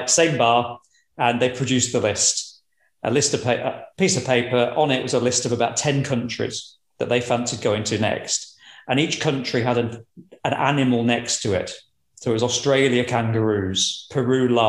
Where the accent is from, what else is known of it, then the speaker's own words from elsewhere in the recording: Lincolnshire, East Midlands, United Kingdom; moved away as an adult; now in Edinburgh, United Kingdom; I grew up in Lincolnshire, so that's the predominant accent.